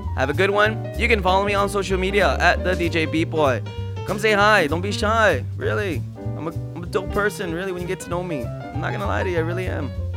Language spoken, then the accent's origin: English; New Jersey, United States; here in my hometown, Jersey